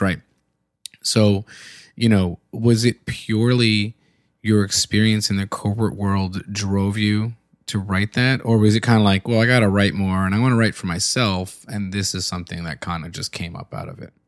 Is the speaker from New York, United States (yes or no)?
yes; New York, United States; also born or lived in Philadelphia; now in Baltimore, United States; growing up in, in New York